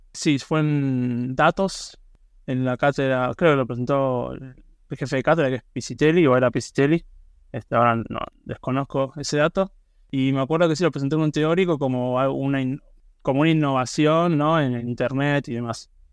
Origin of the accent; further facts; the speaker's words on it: Buenos Aires, Argentina; yo soy de Buenos Aires, estoy ahora mismo y soy del barrio de Belgrano, este, me crié acá, viví toda la vida acá